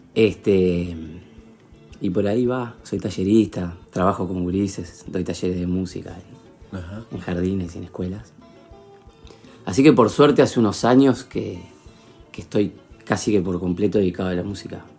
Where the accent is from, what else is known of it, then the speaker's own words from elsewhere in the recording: Montevideo, Uruguay; soy uruguayo, soy montevideano